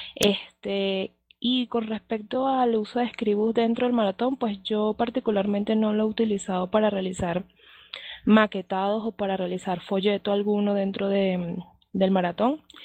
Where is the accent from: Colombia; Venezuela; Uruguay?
Venezuela; now in Mexico City, Mexico; yo soy de Venezuela, actualmente estoy radicada acá en Ciudad de México